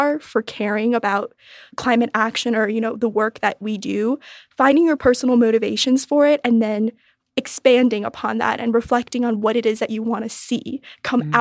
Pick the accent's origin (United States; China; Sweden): China; Beijing; moved away; growing up in Beijing in like a really tall high-rise building